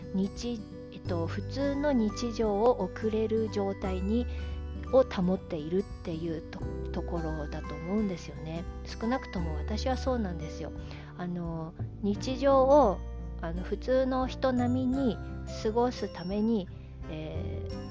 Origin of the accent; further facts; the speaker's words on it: Japan; also born or lived in China; 私の生まれはね中国なんですよで中国で生まれて日本で育ちました